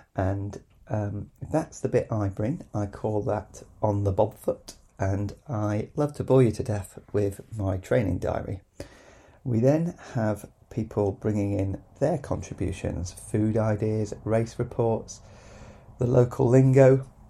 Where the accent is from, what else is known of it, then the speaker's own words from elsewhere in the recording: Brixham, South West England, United Kingdom; moved away; also born or lived in Sheffield; I am a runner from Devon. Originally, I was born and raised on the mean streets of Brixham, not Brixton